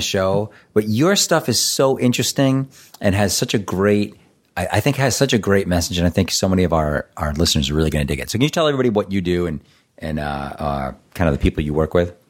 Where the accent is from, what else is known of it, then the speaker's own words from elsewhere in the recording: Boston, Massachusetts, United States; I'm from Boston